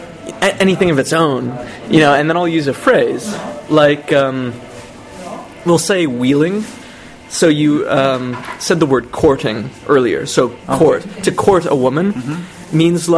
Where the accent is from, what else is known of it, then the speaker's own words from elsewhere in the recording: Ontario, Canada; moved away as an adult; now in Czech Republic; I was always bored in Canada, and I always wanted to get out of Canada, and I didn't think Canada was good for anything.